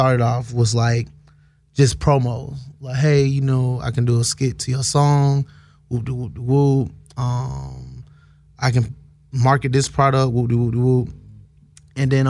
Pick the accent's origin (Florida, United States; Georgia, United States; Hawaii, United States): Georgia, United States; Atlanta; I'm from Atlanta, born and raised